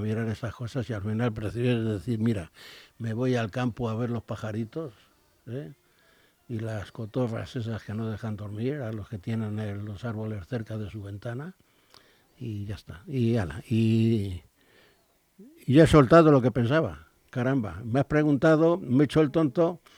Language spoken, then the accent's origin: Spanish; Spain; soy español, he sido español